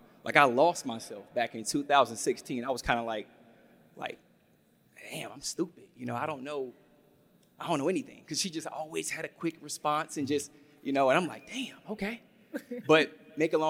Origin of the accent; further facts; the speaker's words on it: the South, United States; I'm from the South. I'm a country boy